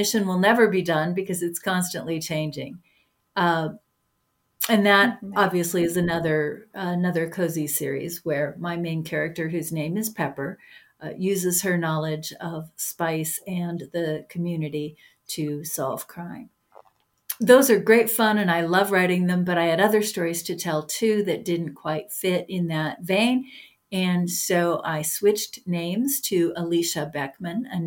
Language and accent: English; Bigfork, Montana, United States; my hometown of Big Fork